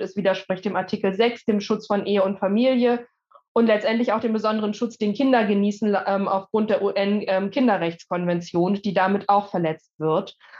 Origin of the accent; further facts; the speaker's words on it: Germany; bei uns in Deutschland